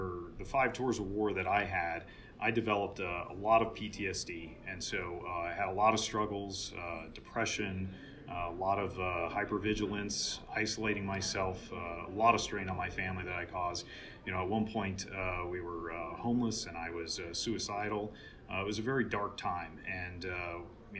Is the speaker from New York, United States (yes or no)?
no; San Diego, California, United States; moved away as an adult; I grew up in Southern California in San Diego